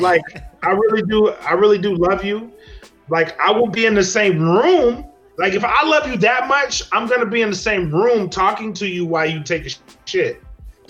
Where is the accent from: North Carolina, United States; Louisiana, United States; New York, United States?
Louisiana, United States; born or raised there